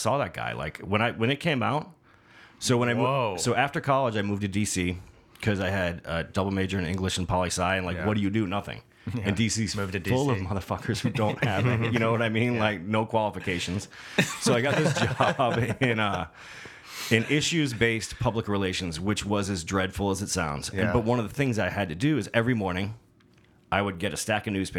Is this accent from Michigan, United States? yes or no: yes; Detroit, Michigan, United States